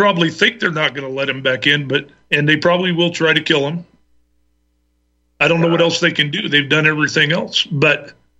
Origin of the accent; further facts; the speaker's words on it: Oregon, United States; also born or lived in North Carolina; Well, I live in Oregon. I'm from North Carolina originally. I moved here when I was about 7, and I'm going to be 59 next month, so I've been here a while.